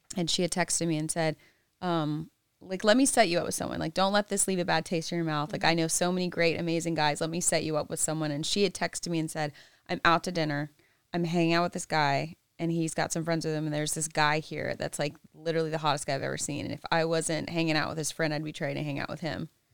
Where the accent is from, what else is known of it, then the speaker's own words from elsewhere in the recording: the South, United States; I'm from the South